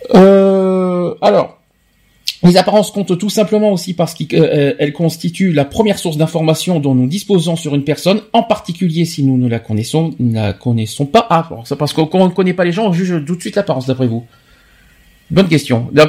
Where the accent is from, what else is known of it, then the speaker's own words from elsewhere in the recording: France; also born or lived in Bordeaux; chez nous en France